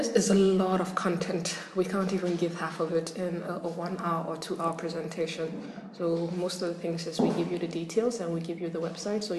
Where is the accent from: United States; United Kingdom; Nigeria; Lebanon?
Nigeria; I am from Nigeria